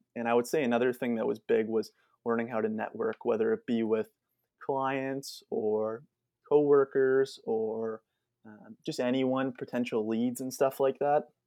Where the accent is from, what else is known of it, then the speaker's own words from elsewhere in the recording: Whitby, Ontario, Canada; I'm actually from Whitby